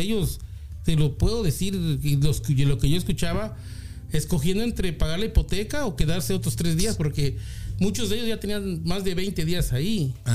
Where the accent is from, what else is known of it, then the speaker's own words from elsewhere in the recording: Puebla, Mexico; also born or lived in Mexico City; now in California, United States; nací en el DF, pero ah, me, bueno, mi familia se transfirió a Puebla ah, a, la edad que tenía yo 8 años